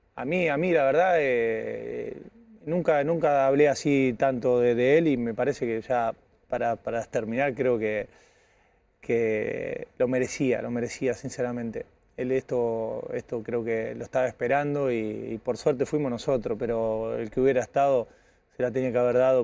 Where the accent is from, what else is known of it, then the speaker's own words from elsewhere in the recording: Casilda, Santa Fe, Argentina; moved away; al lado de mi pueblo, ahí corre con ventaja, queda 15 kilómetros donde soy yo, de, eh, Casilda